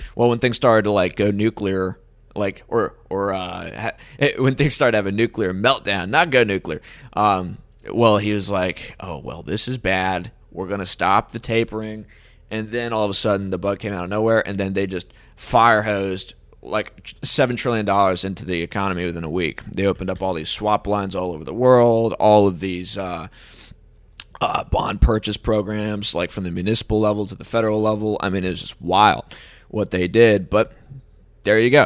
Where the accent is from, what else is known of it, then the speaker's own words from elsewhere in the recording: United States; being an American